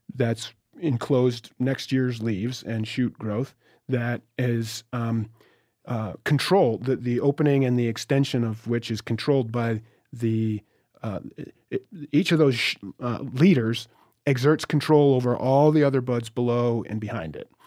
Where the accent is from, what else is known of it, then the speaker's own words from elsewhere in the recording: Vermont, United States; I'm from Vermont